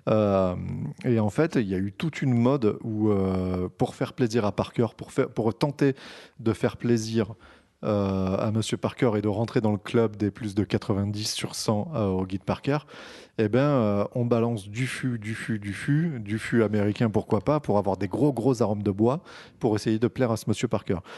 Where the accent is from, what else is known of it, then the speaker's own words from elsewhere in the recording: France; Parce que nous sommes français et nous sommes les meilleurs.